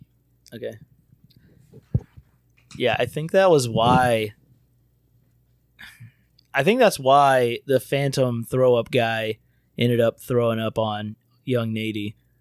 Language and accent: English; Florida, United States; I'm from Florida, the dirty South.